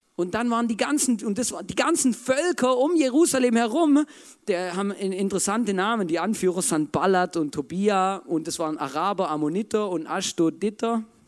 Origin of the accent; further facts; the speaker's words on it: Germany; ich bin auch Deutscher